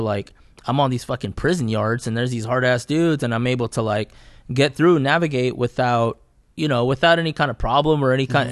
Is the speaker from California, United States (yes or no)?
yes; Fresno, California, United States; I grew up in Southeast Fresno